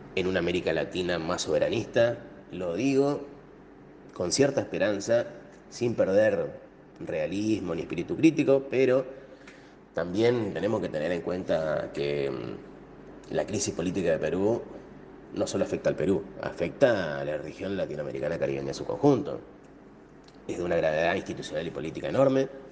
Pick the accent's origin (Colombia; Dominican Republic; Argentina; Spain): Argentina; Como argentino y latinoamericano